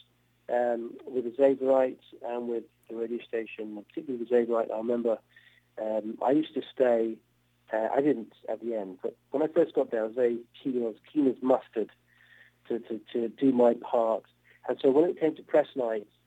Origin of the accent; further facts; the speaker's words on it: Cambridge, East of England, United Kingdom; also born or lived in Oxford; I grew up in England in a town called Cambridge